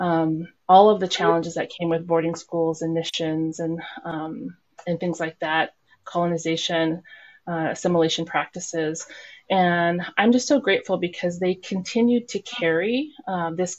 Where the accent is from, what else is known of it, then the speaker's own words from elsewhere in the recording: Nenana, Alaska, United States; also born or lived in Anchorage, Alaska; now in Fairbanks, United States; I grew up in Nenana, so I'm very influenced by the Tanana Athabascan people of the Nenana region